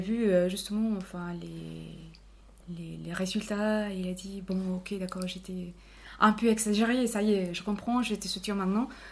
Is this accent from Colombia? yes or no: yes; Cali, Valle del Cauca, Colombia; French is a second language; moved away as an adult; also born or lived in Bogotá, Colombia / Palmira, Colombia; now in Bordeaux, France; je suis née et, euh, à Cali. Moi, j'ai vécu toute ma vie euh, dans son petit village qui est juste à côté de Cali. Mais on va dire que ma, euh, mon enfance et mon adolescence étaient passées entre Cali et ces petites villes-là.